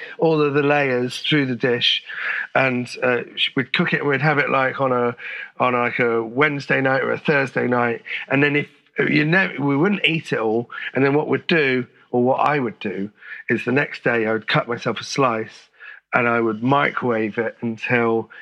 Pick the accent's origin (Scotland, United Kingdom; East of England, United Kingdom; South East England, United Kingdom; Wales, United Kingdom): East of England, United Kingdom; St Albans; moved away as an adult; also born or lived in Finsbury Park, London; now in Holloway, London, United Kingdom; I grew up in Finsbury Park until I was about 7 or 8. And then we moved to St. Albans.